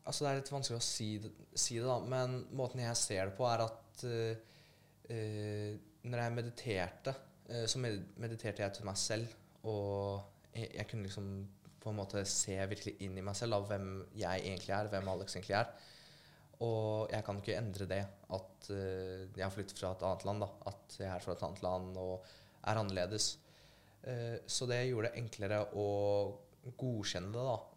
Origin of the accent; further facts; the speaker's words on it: Poland; jeg blir jo uansett stemplet fint uh, eh, som polakk, da.